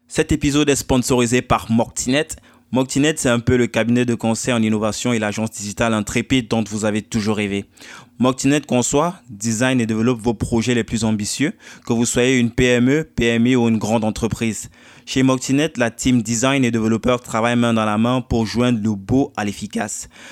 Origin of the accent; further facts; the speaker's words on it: Cameroon; moved away; moi je viens du Cameroun